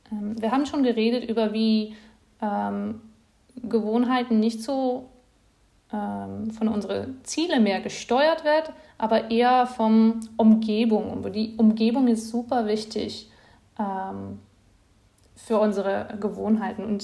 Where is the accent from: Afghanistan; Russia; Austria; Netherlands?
Netherlands; German is a second language; now in Leipzig, Germany; bin ich äh, nach Leipzig gezogen bin, äh, aus den Niederlanden, das ist ja nicht so spezifisch